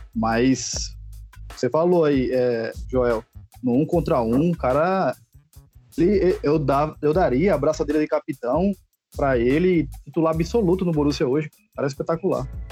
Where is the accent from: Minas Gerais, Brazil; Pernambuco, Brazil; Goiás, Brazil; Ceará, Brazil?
Pernambuco, Brazil; Recife; now in Alagoas, Brazil; Eu moro em Alagoas, mas é, nasci em Recife.